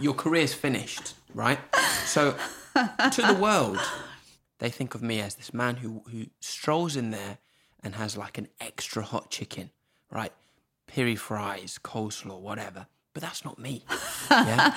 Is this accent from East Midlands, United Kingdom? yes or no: no; Norwich, East of England, United Kingdom; moved away as an adult; also born or lived in Zimbabwe; I've grown up in this village where there's no one around